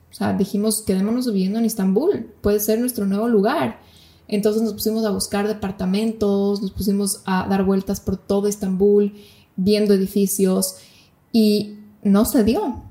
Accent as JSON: {"language": "Spanish", "country": "Ecuador", "also_born_or_lived": "Bali / Malaysia / Turkey", "moved": "as an adult", "lives_now": "Buenos Aires, Argentina", "said": "como ecuatorianos podemos quedarnos"}